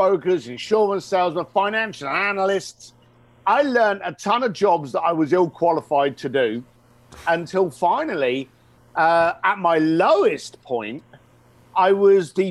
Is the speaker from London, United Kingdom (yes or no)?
yes; London, United Kingdom; growing up in East London, the son of a bricklayer